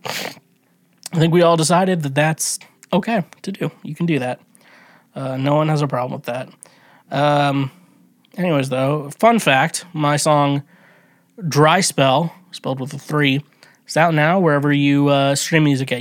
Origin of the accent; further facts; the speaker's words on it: United States; I'm not from Kansas City, but I'm from around the area, you know, the, the Kansas City metro, the outside, I'm from, like, outside Kansas City